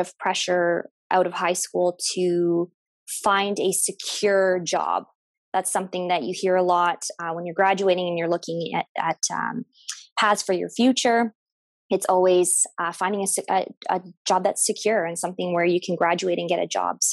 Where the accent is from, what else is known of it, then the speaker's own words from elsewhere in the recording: Windsor, Ontario, Canada; also born or lived in Toronto, Canada; I'm from Windsor, Ontario, born and raised from Windsor, Ontario.